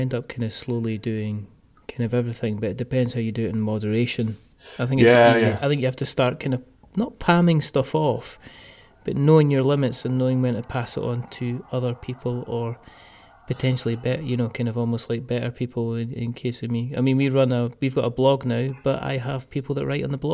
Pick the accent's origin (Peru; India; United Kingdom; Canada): United Kingdom; Scotland; I'm Scottish